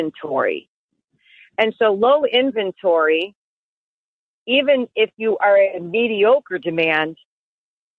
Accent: Westchester, Illinois, United States; I grew up in Westchester, which is where my office is. I pretty much serve Cook County and DuPage as my main areas.

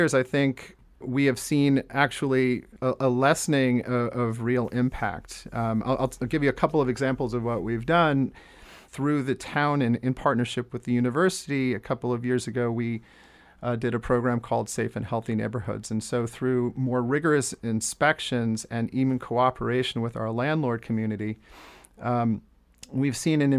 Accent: Jersey Shore, New Jersey, United States; now in Amherst, United States; I grew up on the Jersey Shore

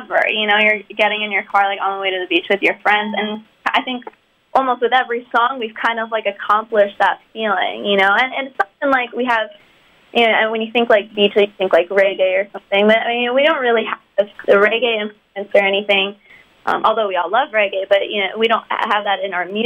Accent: New Jersey, United States; I'm from Jersey

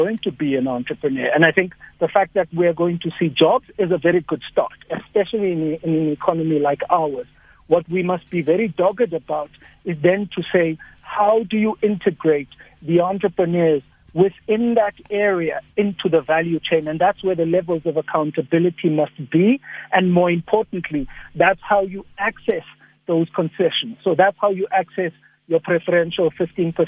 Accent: Upington, Northern Cape, South Africa; I come from Upington

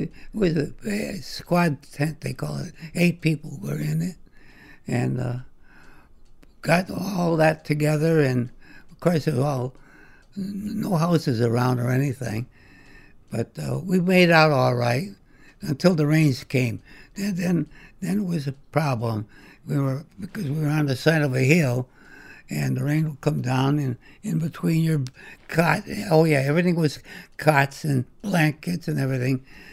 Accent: Waterbury, United States; born there; That's right. I was born in Waterbury.

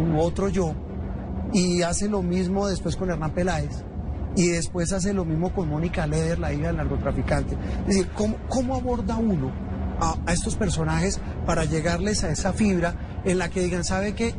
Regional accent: Colombia; nosotros como colombianos

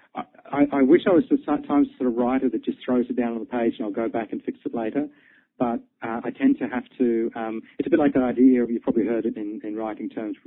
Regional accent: Australia; moved away as an adult; also born or lived in London, United Kingdom; I was born and bred in Australia, but I spent a lot of time working in, in the UK on Fleet Street

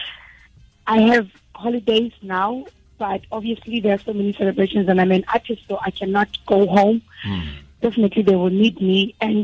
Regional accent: South Africa; I'm not buying faces, and I know I'm probably South African, but we killed it.

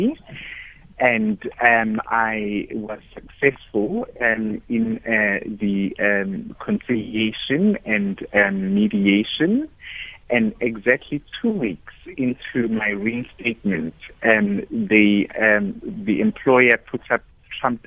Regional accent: Durban, KwaZulu-Natal, South Africa; moved away as an adult; also born or lived in Cape Town / Pretoria; I'm based in Durban, which is my hometown, Kwamashu, at the moment

